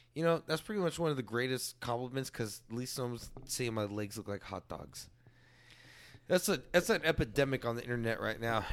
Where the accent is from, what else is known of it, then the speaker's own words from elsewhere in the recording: San Antonio, Texas, United States; also born or lived in Leon Valley, Texas; far west side, real far west side